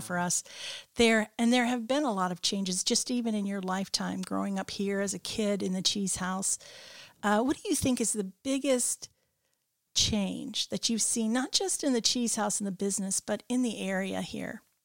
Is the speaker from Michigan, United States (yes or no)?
yes; Michigan, United States; I'm from Michigan. That's where my family is